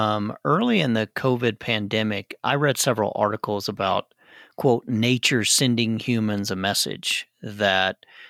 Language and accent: English; Arkansas, United States; I grew up in Arkansas.